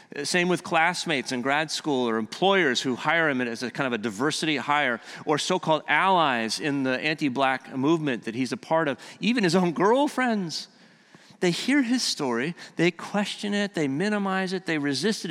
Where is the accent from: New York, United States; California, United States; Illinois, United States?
California, United States; moved away; I'm from California